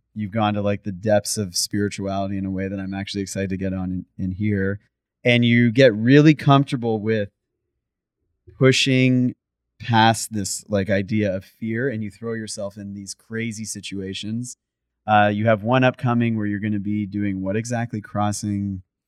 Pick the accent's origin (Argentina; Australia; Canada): Canada; I'm from Canada